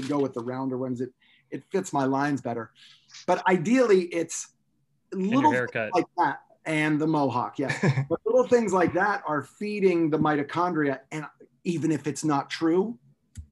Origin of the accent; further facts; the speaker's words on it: Pennsylvania, United States; I grew up in Pensatucky.